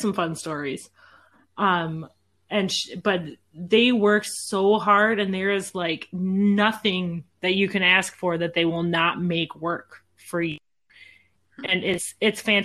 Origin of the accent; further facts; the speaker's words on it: Midwest, United States; we're from the Midwest